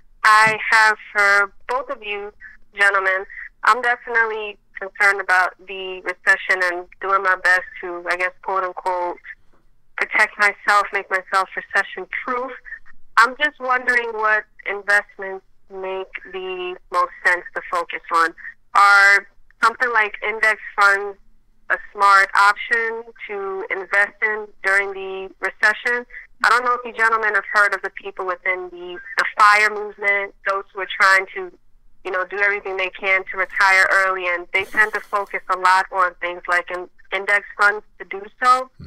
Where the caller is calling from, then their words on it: Houston, Texas, United States; I'm calling from Houston, Texas.